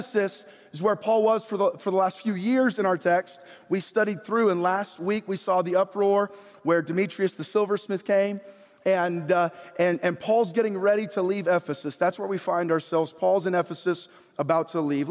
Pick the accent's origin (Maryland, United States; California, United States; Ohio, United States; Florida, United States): California, United States; San Jose; moved away as an adult; I was born in San Jose.